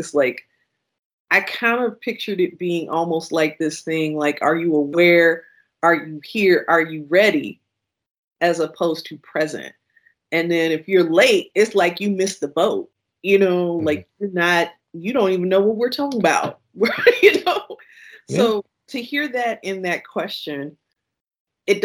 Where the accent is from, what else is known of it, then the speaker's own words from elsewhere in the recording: Kankakee, Illinois, United States; I grew up in Kankakee, Illinois, and I grew up above my grandparents' tavern